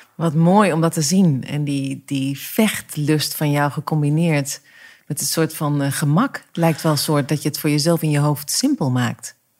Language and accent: Dutch; Overijssel, Netherlands; ik kom uit Overijssel. Ja. Eh, eh, ik ben op het platteland opgegroeid.